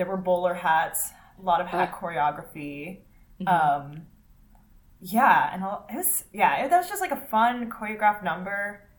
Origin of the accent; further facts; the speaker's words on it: Philadelphia, Pennsylvania, United States; In Philly.